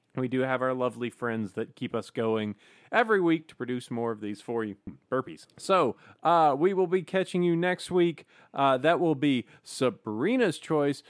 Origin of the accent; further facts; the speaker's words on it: Alabama, United States; I was born in Alabama.